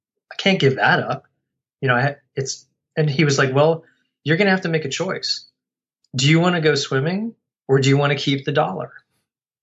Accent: Colorado, United States; I grew up in Colorado

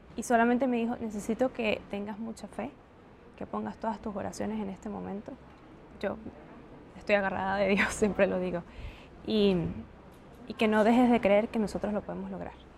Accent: Venezuela; organizándonos como venezolanos

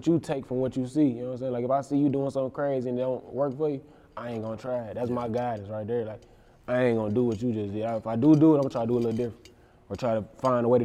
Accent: Flint, Michigan, United States; growing up as a kid down there

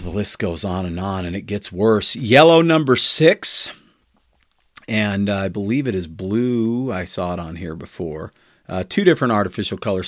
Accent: United States

